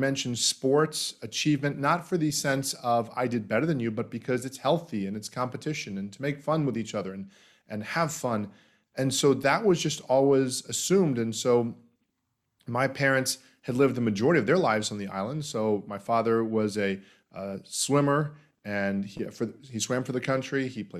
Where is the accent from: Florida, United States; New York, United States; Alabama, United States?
Florida, United States; I grew up in Florida, in the United States, and have enjoyed that.